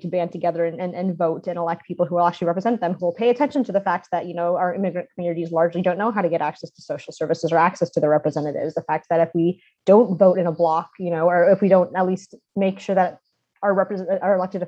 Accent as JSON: {"language": "English", "town": "Austin", "region": "Texas", "country": "United States", "tie": "born or raised there", "said": "I'm originally from Austin, grew up there."}